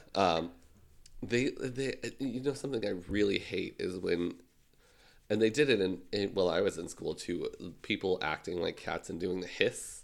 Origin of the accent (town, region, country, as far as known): Canada